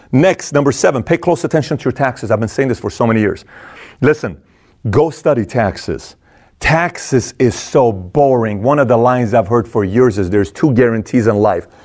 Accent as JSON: {"language": "English", "country": "Iran", "moved": "yes", "said": "I'm from Iran"}